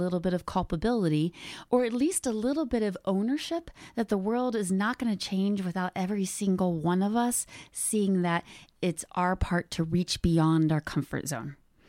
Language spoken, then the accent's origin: English; United States; moved away as an adult; now in Canada; I grew up in the States. I am a white woman, and I grew up in a family where we were not all white. My brother is a Black man. We grew up in the States